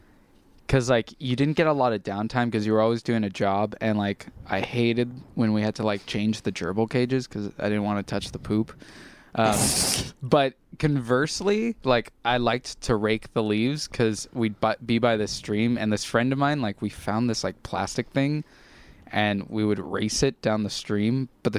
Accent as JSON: {"language": "English", "town": "Huntington Beach", "region": "California", "country": "United States", "tie": "born or raised there", "said": "I was born in Long Beach, but So before I was born, my parents and my two older siblings lived in an apartment in Long Beach, and like a couple months before I was born, they moved into this house. So I've lived here my whole life"}